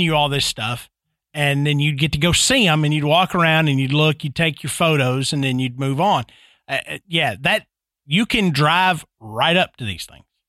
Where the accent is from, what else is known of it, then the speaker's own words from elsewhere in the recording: Tennessee, United States; I grew up in Tennessee, and, and I live here now